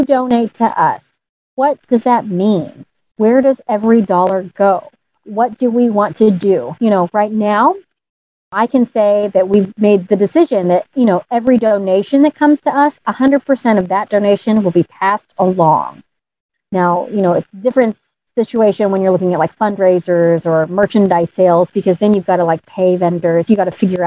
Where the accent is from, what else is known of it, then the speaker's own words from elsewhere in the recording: St. Louis, Missouri, United States; moved away as an adult; I finally moved home to my home state.